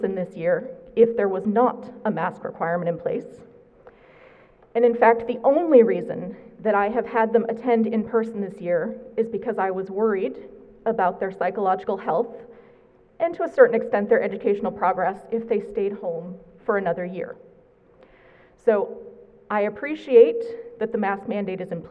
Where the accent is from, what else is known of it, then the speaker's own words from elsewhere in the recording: New England, United States; moved away; I'm from New England